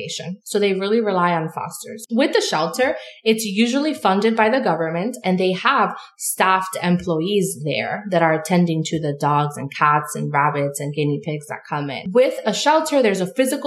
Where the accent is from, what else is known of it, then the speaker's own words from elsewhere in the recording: New York City, New York, United States; now in upstate New York, United States; I'm born and raised in New York City.